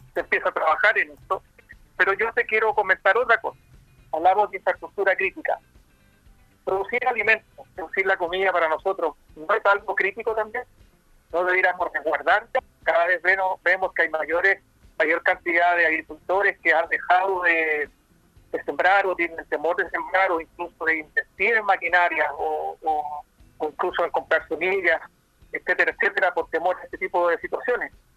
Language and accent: Spanish; Chile; siendo un chileno a pie